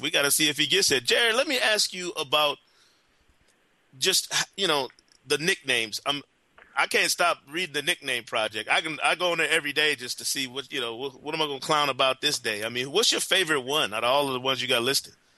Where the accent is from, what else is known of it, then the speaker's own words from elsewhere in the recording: Grand Rapids, Michigan, United States; my hometown of Grand Rapids